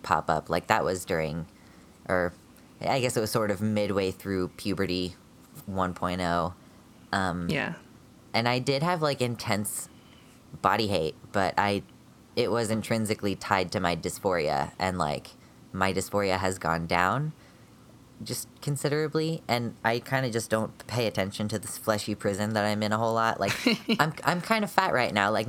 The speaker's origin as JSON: {"language": "English", "country": "United States", "said": "I am a transmasculine genderqueer American."}